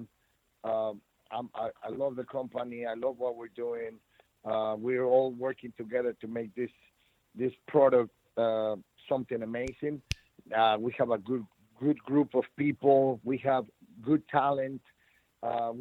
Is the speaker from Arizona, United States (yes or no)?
no; San Antonio, Texas, United States; in my hometown in San Antonio